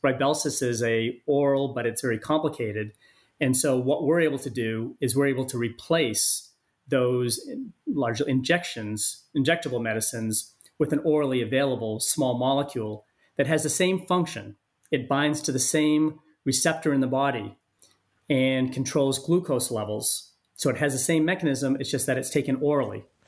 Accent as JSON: {"language": "English", "region": "Maine", "country": "United States", "also_born_or_lived": "San Diego", "moved": "yes", "said": "my home state of Maine"}